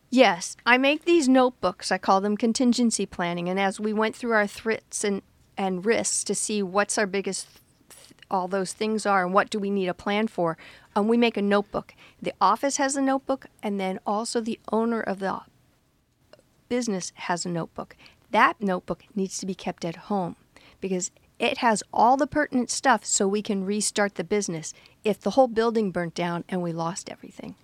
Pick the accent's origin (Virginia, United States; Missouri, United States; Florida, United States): Florida, United States; Fort Lauderdale; I grew up in Fort Lauderdale, Florida, where we're known to have lots of hurricanes